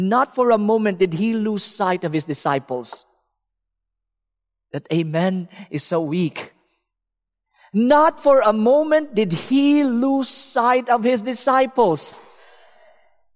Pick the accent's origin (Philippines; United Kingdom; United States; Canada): Philippines; I'm from the Philippines. There's a lot of beaches.